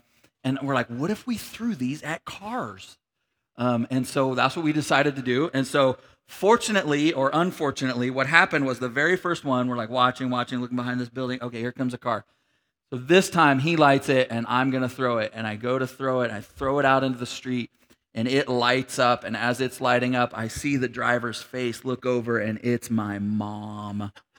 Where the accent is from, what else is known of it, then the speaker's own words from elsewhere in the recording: Grand Junction, Colorado, United States; And so we grew up in Grand Junction, Colorado for a period of time, and we lived in this apartment complex